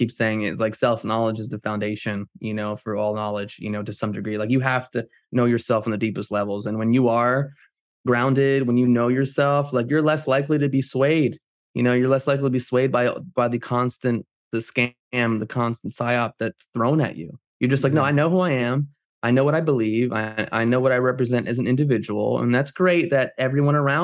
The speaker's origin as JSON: {"language": "English", "region": "New Jersey", "country": "United States", "said": "I'm Jersey. I'm from New Jersey. I'm a Greek"}